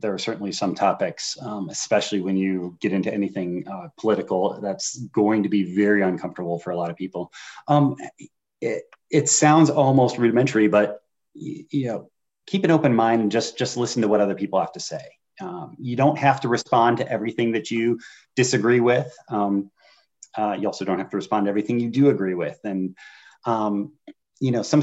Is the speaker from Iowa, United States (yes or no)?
no; Northern Indiana, United States; now in Virginia, United States; I grew up in Northern Indiana around corn and beans, and coming to Virginia